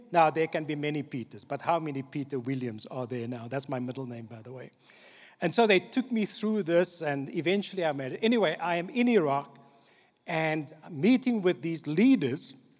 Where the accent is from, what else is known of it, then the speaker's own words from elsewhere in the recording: Cape Town, Western Cape, South Africa; The church that I grew up in in Cape Town, on the Cape Flats